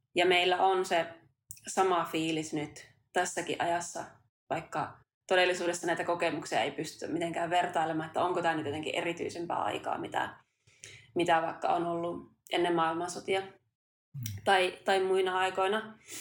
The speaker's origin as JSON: {"language": "Finnish", "town": "Kuusamo", "region": "North Ostrobothnia", "country": "Finland", "tie": "born or raised there", "moved": "yes", "lives_now": "Tampere, Finland", "said": "me ollaan vähän samalta suunnilta kotoisin. Mä oon Kuusamosta ja maaseudulta myös muuttanut tänne Tampereen kaupunkiin"}